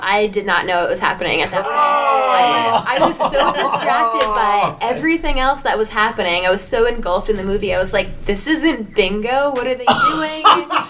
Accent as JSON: {"language": "English", "region": "New Jersey", "country": "United States", "said": "I'm from New Jersey."}